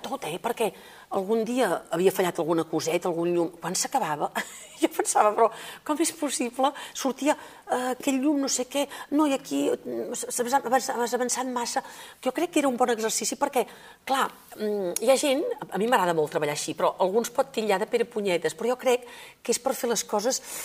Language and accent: Catalan; Igualada, Catalonia, Spain; also born or lived in Òdena; jo vinc d'Igualada